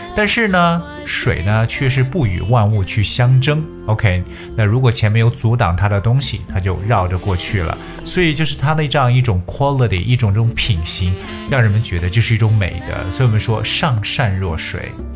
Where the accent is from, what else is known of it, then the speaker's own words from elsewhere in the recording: China; 我们中国人